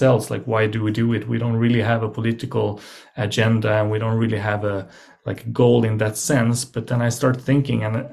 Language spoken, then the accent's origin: English; Sweden; I'm from Sweden